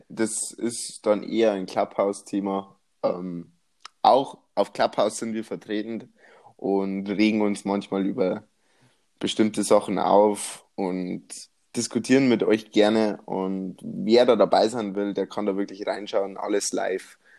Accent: Bavaria, Germany; accent: Bavarian; ich komme aus Bayern

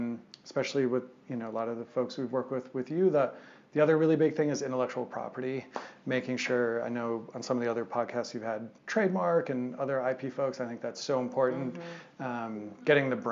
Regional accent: Madison, Wisconsin, United States; moved away as an adult; now in Boulder, United States; my hometown of Madison, Wisconsin

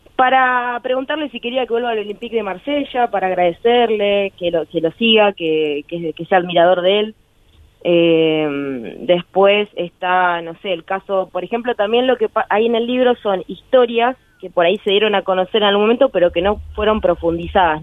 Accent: Berazategui, Buenos Aires Province, Argentina; also born or lived in Quilmes; nací en Quilmes, pero toda mi vida transcurrió en Berazategui

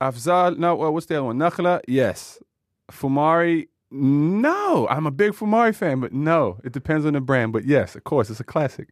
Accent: United States; born or raised there

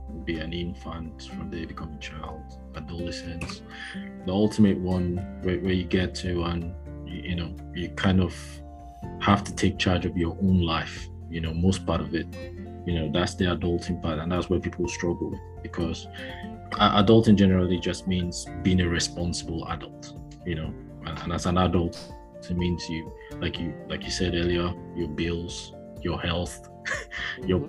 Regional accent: Nigeria; now in United Kingdom; I'm from Nigeria, but I reside in the UK.

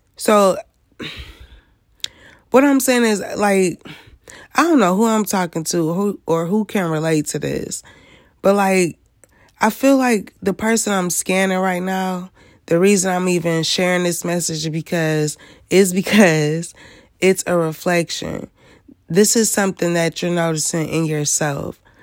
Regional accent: Michigan, United States; I am from Michigan

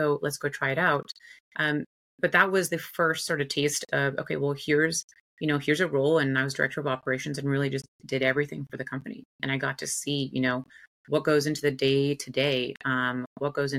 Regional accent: India; moved away; also born or lived in United States; I was born and raised in India. Father is South Indian, mother's white American.

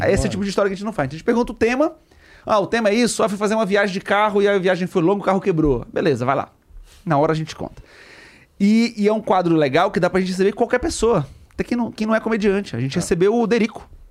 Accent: Belém, Pará, Brazil; Em Belém, em Belém, eu sou de Belém.

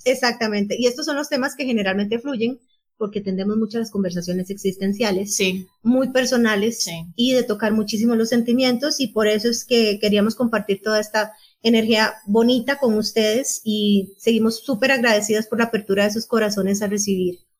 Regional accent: Panama City, Panama; nací el 31 de marzo de 1977 en Ciudad de Panamá

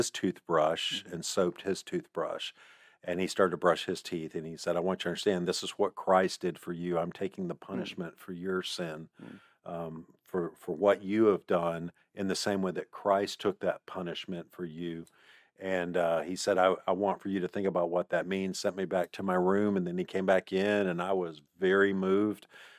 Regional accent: Mississippi, United States; moved away; also born or lived in Fredonia, New York; my dad was a church planter up in Buffalo, New York. We moved from Mississippi to a little town called Fredonia.

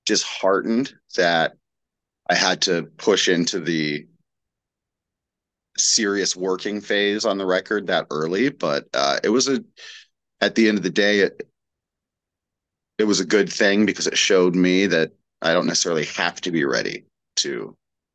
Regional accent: Portland, Oregon, United States; I grew up in Portland, Oregon, which I still live in.

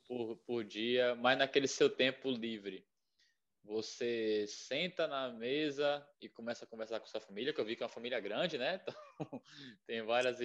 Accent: Bahia, Brazil; eu sou da Bahia

